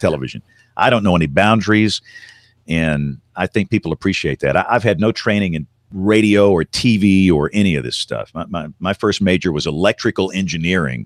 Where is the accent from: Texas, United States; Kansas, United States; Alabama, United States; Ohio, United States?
Alabama, United States; Tuscaloosa; growing up in Tuscaloosa, Alabama in the decade of the seventies.